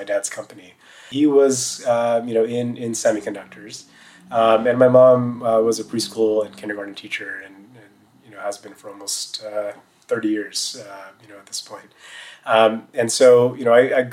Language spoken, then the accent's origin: English; Bay Area, California, United States; growing up in the Bay Area